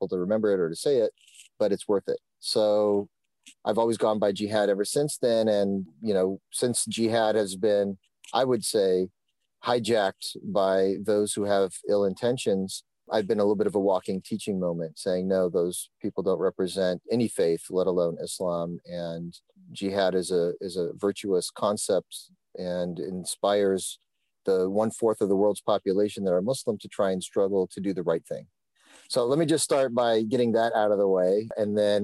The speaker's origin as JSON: {"language": "English", "town": "Phoenix", "region": "Arizona", "country": "United States", "tie": "born or raised there", "said": "I was born in 71 in Phoenix, Arizona"}